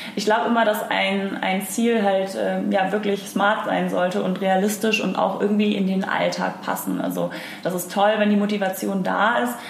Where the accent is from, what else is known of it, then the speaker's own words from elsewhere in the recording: Hamburg, Germany; ich bin Hamburger deren durch und durch und liebe das hier